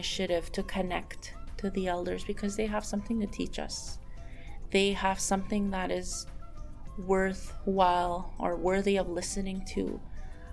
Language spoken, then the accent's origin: English; Cross Lake, Manitoba, Canada; I'm from Cross Lake First Nation, Canada.